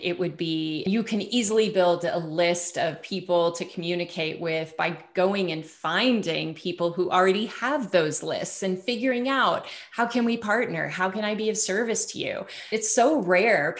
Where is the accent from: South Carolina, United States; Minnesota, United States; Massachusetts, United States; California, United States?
California, United States; Bay Area; moved away as an adult; also born or lived in Truckee, Tahoe; now in Sedona, United States; I'm from California in the Bay Area